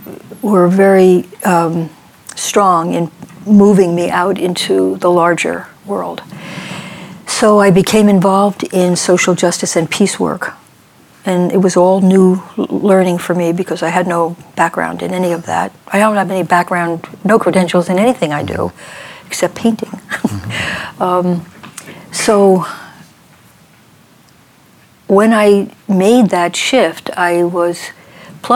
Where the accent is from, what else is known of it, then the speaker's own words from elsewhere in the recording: Bayonne, New Jersey, United States; I was born in Bayonne, New Jersey, right across from Manhattan